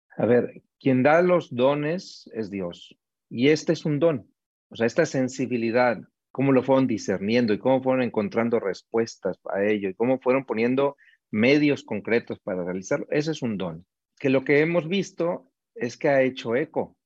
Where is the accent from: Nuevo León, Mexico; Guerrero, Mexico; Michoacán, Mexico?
Nuevo León, Mexico; Monterrey; moved away as an adult; now in Mexico City, Mexico; yo soy originario de Monterrey, en México ahí he desarrollado gran parte de mi vida